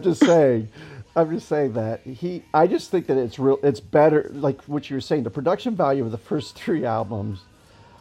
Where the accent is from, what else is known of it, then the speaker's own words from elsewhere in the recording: Akron, Ohio, United States; I'm actually from Akron.